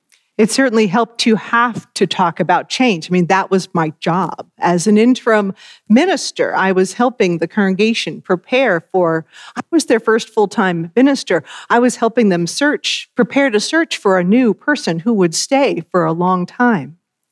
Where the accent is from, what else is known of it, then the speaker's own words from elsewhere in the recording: Massachusetts, United States; moved away as an adult; also born or lived in Alabama; my first ministry was in Alabama. I went from growing up in Massachusetts, all of my education there, nearly all of my life in the Bay State, and went from there to the Deep South.